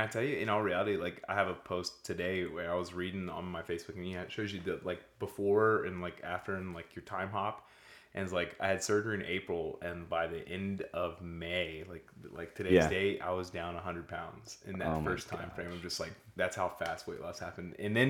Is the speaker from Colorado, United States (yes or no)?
no; Pensacola, Florida, United States; I'm 29 and born and raised in Pensacola, Florida.